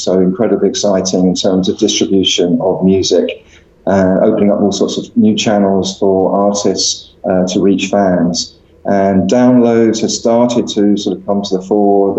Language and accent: English; London, United Kingdom; I grew up in London